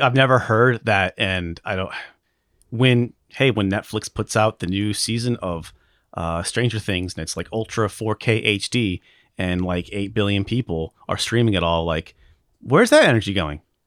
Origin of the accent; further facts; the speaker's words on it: Alaska, United States; I'm from Alaska